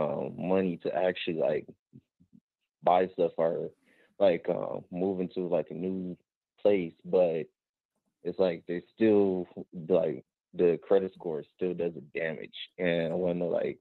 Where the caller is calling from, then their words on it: Los Angeles, California, United States; I'm from Los Angeles.